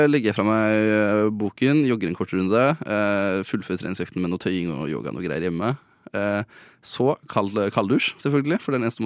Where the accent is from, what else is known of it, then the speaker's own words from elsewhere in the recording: Østfold, Norway; Jeg er fra Østfold.